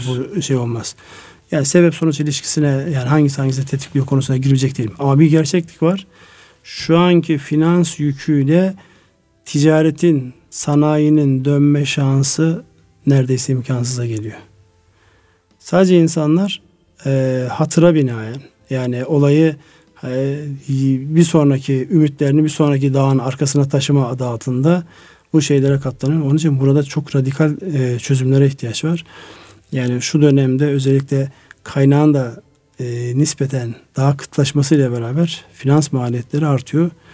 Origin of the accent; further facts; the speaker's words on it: Turkey; moved away; benim memleketim olan Kars Ardahan'ın